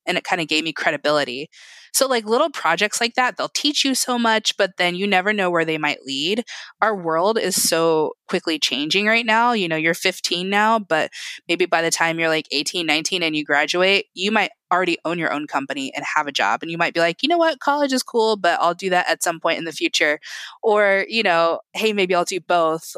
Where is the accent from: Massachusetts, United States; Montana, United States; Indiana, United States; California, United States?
Indiana, United States; I was born here. I'm very Indiana.